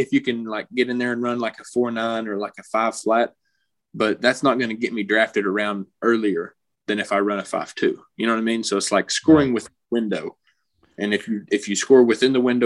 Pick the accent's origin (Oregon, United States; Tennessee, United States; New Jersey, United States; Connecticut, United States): Tennessee, United States; Knoxville; I grew up in Knoxville, so I was just a Tennessee kid.